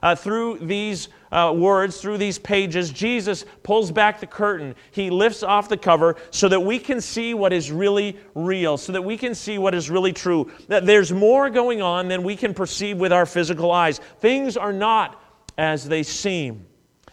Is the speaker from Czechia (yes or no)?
no; Vancouver, British Columbia, Canada; moved away; I was born in Vancouver